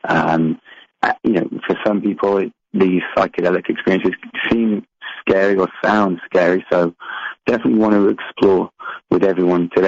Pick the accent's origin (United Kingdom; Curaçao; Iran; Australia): United Kingdom; England; I grew up in England